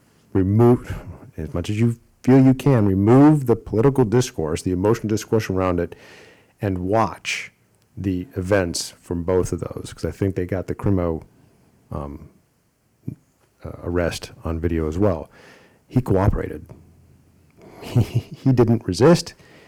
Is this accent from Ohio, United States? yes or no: yes; Ohio, United States; Akron, my home state of Ohio